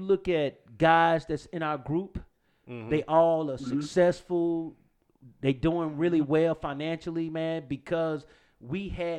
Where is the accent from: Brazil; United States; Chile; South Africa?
United States; Shreveport, Louisiana; born or raised there